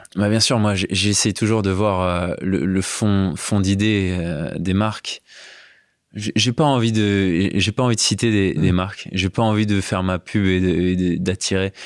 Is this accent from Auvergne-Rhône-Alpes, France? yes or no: yes; Valence, Auvergne-Rhône-Alpes, France; Infologique, qui est une boîte informatique à Valence, là où j'ai grandi.